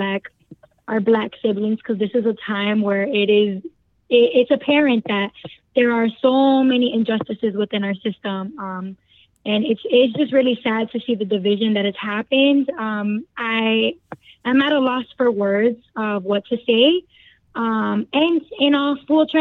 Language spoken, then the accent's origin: English; Chicago, Illinois, United States; I'm from Chicago, born and raised. I was raised in the Humboldt Park area. I'm now residing on the north side